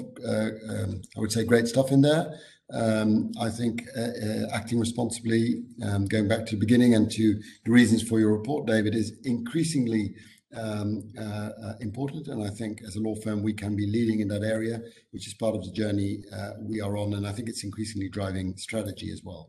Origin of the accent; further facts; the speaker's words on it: Amsterdam, North Holland, Netherlands; I'm from the Netherlands, from Amsterdam, and I always say people are quite direct in Amsterdam